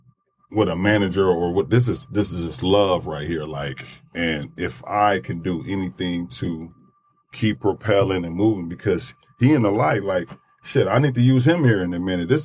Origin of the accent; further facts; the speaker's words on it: greater Detroit area, Michigan, United States; It's the greater area of Detroit, but I came up here like when I was a kid.